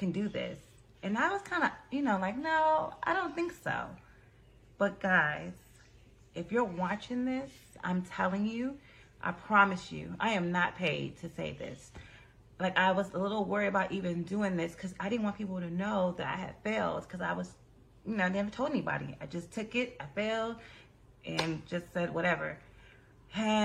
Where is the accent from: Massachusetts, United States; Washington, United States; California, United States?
California, United States; I'm from California